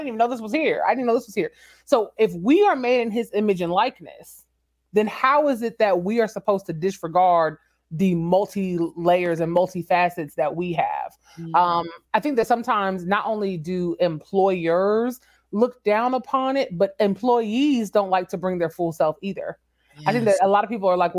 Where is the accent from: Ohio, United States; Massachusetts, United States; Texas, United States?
Texas, United States; San Antonio; moved away as an adult; also born or lived in Washington, D.C.; San Antonio is my hometown.